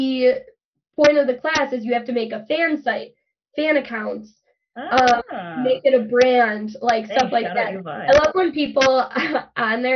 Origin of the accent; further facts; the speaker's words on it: Chicago, Illinois, United States; I'm from Chicago, from Southside Chicago.